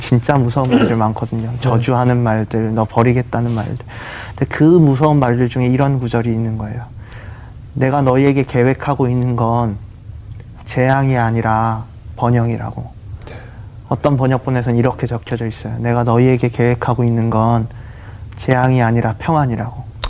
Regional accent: Gyeongsang, South Korea; 저도 경상도 사람이라서

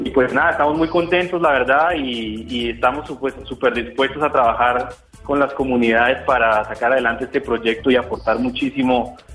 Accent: Mexico; nosotros venimos de México y en México le dicen patines. Ya estoy acostumbrado a decirle patines

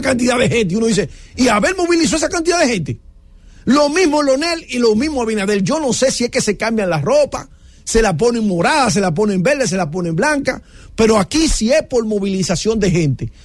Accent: Dominican Republic; somos dominicanos

